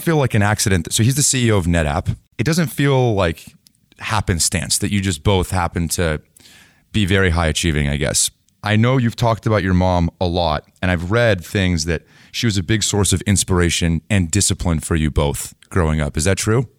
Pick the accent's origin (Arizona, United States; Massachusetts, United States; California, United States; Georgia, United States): California, United States; Bay Area; I grew up in the Bay Area